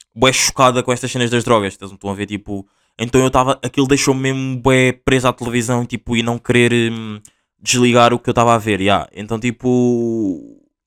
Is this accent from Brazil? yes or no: no; Portugal; accent: Angolan; Portuguese; also born or lived in Angola; Eu nasci em Angola, vim para Portugal com dois anos